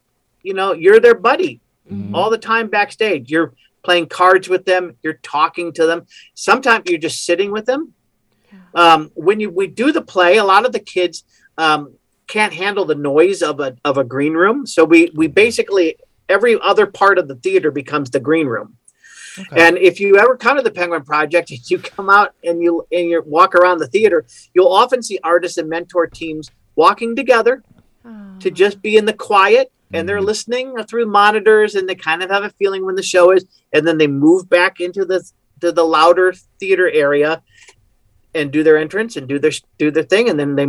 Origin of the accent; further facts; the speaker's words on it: Mount Pleasant, Michigan, United States; Yeah, I'm from Michigan originally.